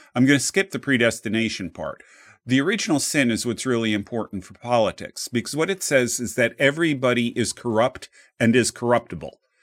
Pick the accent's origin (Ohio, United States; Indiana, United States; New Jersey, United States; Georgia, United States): New Jersey, United States; I grew up in New Jersey